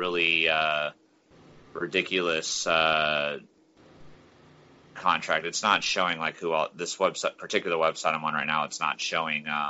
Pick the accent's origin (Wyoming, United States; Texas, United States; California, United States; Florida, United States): Florida, United States; Jacksonville; I grew up in Jacksonville